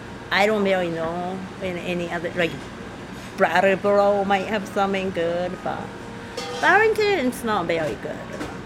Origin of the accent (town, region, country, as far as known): Japan; English is a second language; moved away as an adult; now in Vermont, United States